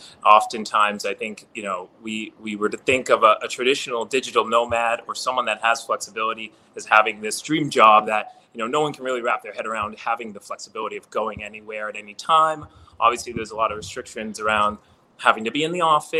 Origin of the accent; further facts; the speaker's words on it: New York City, New York, United States; as a New Yorker